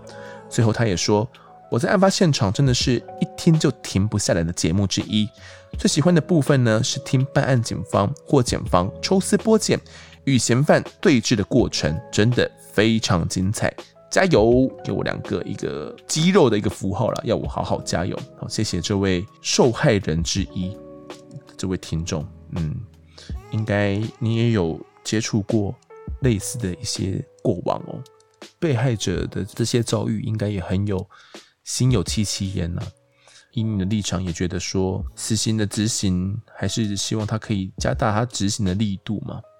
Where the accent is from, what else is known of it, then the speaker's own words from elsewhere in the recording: Kaohsiung, Taiwan; 没错，我们都是高雄人呐。